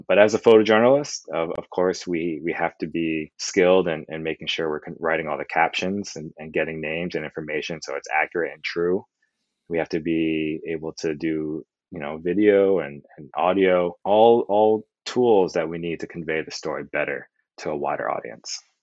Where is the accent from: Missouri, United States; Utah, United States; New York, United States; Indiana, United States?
New York, United States; also born or lived in Pennsylvania; I grew up in New York